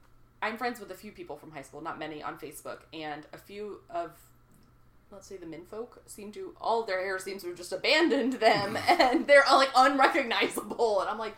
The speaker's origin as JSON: {"language": "English", "region": "Texas", "country": "United States", "said": "I'm a Texan"}